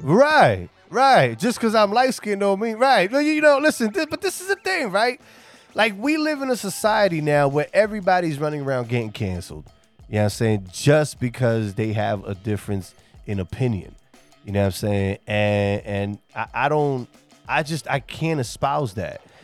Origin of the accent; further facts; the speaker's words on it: New York City, New York, United States; moved away; I'm originally from New York City. I'm from the Bronx.